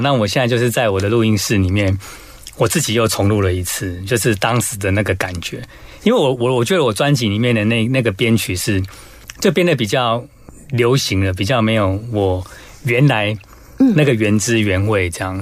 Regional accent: Taiwan; first language Taiwanese Hokkien; Chinese is a second language; 我的母语就是，就是台语嘛。那我从小都讲台语，当然去学校就讲国语，但是在家里都讲台语

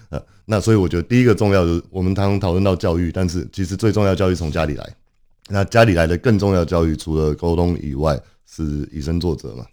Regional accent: Los Angeles, California, United States; moved away as an adult; now in Taiwan; 我在台湾出生，那我在台湾读了两年国小以后，全家移民到洛杉矶

